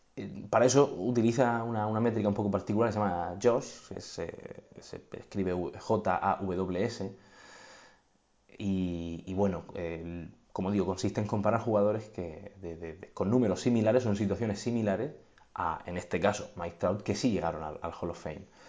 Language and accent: Spanish; Region of Murcia, Spain; soy de Murcia